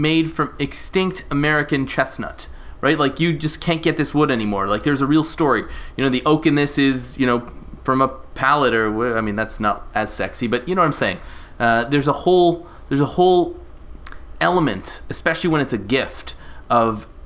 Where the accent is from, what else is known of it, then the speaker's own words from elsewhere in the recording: Canada; I'm Canadian